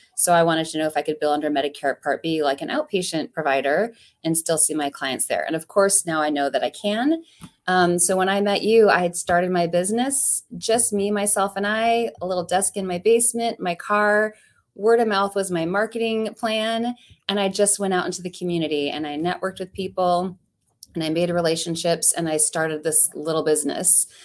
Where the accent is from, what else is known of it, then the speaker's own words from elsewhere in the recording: Ohio, United States; now in Saint Louis, United States; When I grew up in Ohio